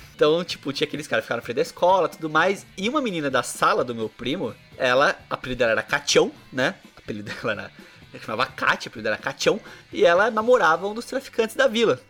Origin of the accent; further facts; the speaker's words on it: Bauru, São Paulo, Brazil; Na nossa adolescência aqui em Bauru